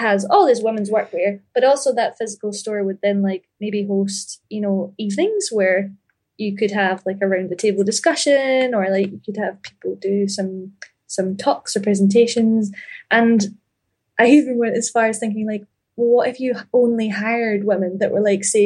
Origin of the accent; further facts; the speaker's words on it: Ayr, Scotland, United Kingdom; But I grew up in Ayr, A-Y-R